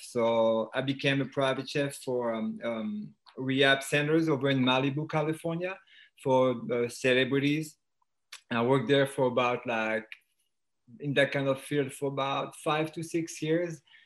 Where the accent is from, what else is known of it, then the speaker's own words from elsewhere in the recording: France; accent: French; English is a second language; moved away as an adult; now in United States; I was born and raised in France. Um, I moved to the U.S. in 2001